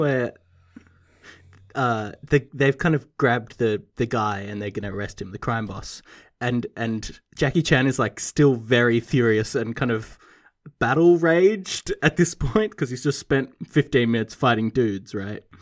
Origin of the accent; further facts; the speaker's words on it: Australia; I, as an Australian